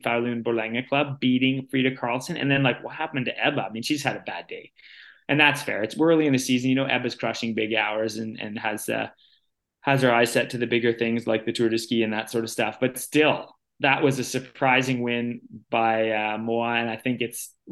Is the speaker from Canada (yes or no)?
yes; Canada; the Canadian women